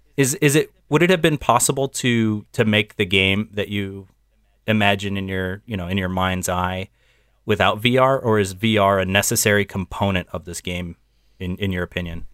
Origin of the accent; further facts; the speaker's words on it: United States; as an American